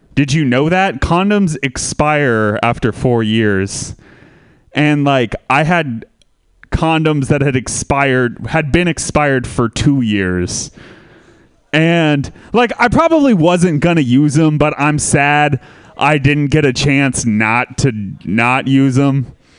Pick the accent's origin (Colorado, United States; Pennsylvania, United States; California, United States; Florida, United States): California, United States; Santa Rosa; I am from Santa Rosa too, um, which is a city most famous uh, recently for burning to the ground in a terrible wildfire